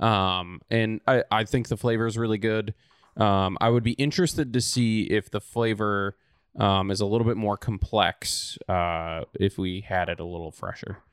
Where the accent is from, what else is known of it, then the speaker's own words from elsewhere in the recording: Oshkosh, Wisconsin, United States; moved away; Oshkosh, Wisconsin, so my hometown